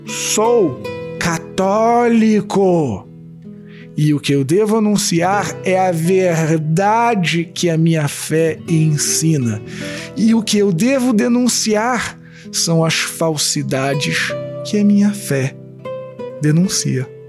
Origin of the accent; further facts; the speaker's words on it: Rio de Janeiro, Brazil; eu sou carioca